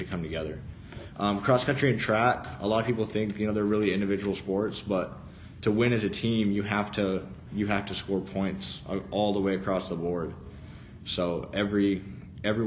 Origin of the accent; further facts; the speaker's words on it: Arizona, United States; I was born and raised in Arizona.